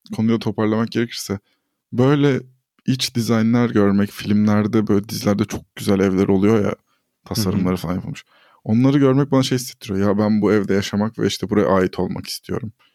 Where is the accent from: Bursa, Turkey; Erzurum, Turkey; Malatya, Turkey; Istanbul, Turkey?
Istanbul, Turkey; also born or lived in Ordu (family, summers); ben Avrupa yakasında büyüdüm ve hep böyle buranın merkezlerinden birinde yaşadım.